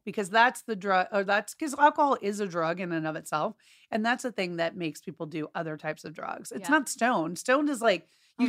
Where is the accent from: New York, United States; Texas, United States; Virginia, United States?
Texas, United States; Dallas; moved away; my hometown of Dallas.